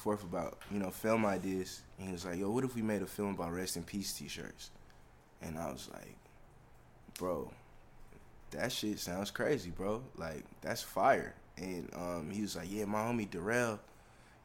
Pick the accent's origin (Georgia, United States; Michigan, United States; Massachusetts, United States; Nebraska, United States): Georgia, United States; Decatur; also born or lived in Washington, D.C.; now in New York City, United States; I'm from Decatur